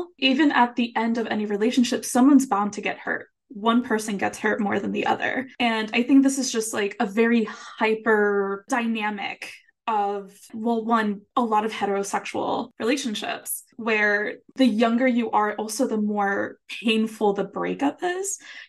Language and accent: English; Puerto Rico; first language Spanish; English is a second language; I think it's a bit cultural as well, because, you know, I'm from Puerto Rico, my first language Spanish.